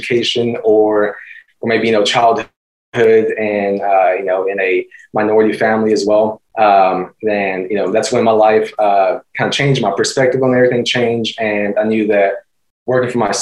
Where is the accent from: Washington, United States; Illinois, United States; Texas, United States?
Texas, United States; Austin; moved away as an adult; also born or lived in Houston, Texas; now in San Antonio, United States; I'm 25 currently, born and raised in Austin, Texas